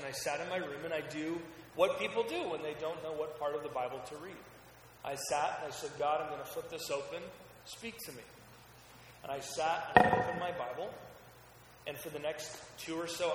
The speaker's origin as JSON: {"language": "English", "town": "Salem", "region": "Oregon", "country": "United States", "tie": "born or raised there", "also_born_or_lived": "Portland, Oregon", "said": "I was raised in Oregon, grew up in Salem, which is our capital."}